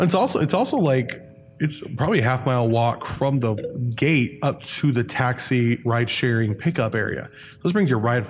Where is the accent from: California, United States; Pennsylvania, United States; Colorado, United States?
California, United States; Ventura County; I grew up in Ventura County